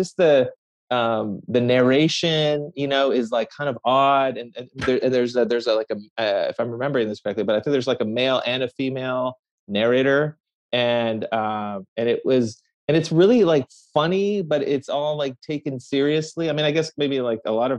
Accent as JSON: {"language": "English", "area": "Bay Area", "region": "California", "country": "United States", "tie": "born or raised there", "also_born_or_lived": "Tehran, Iran", "said": "I grew up mostly in the Bay Area"}